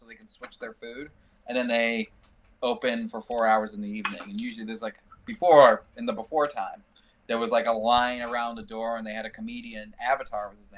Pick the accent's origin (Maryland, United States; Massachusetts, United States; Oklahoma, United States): Massachusetts, United States; Stoughton; now in New York, United States; I grew up in Stoughton, Massachusetts.